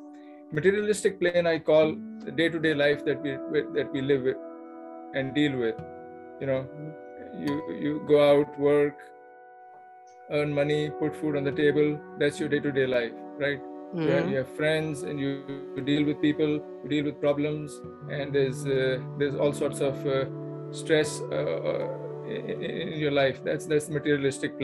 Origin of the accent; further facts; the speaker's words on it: India; now in Plano, United States; Born and raised in India, now I live in the U.S. Plano, Texas is my home